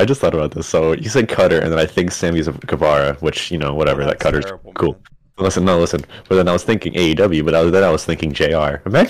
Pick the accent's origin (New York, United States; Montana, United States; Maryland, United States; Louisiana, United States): New York, United States; I'm from the state of New York.